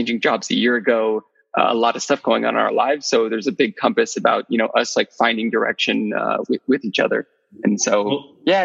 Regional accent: Bay Area, California, United States; moved away as an adult; also born or lived in Paris, France; I grew up in the Bay Area, and I moved out to Paris, France when I finished college

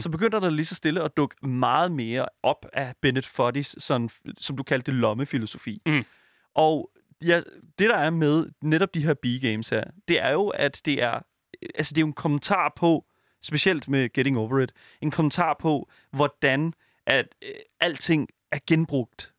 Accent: Denmark; som dansker

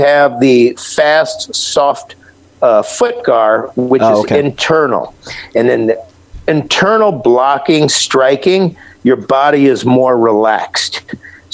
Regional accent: Akron, Ohio, United States; All the tire manufacturers were in my hometown, Akron

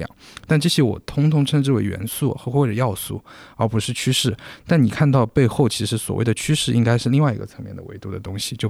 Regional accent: China; 就是以前是我们中国人饮食习惯是高碳水，它现在叫极低碳水

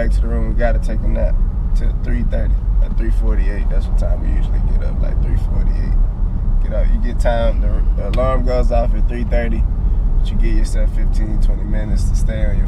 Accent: Texas, United States; I'm from Texas

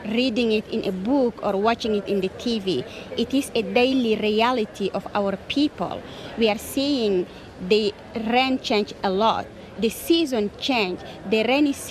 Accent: Chad; I am from Chad. I am from Bororo people, who are a indigenous peoples of Chad

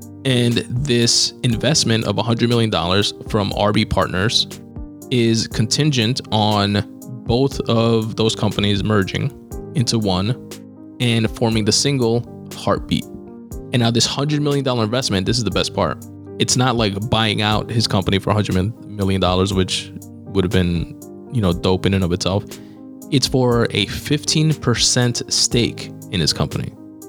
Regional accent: New York, United States; We're like, New York.

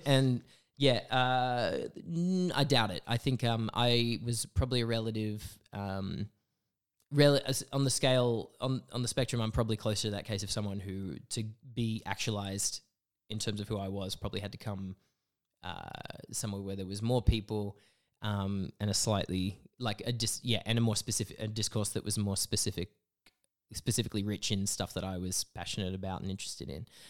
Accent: Broken Hill, New South Wales, Australia; moved away as an adult; now in Canberra, Australia; I grew up in Broken Hill

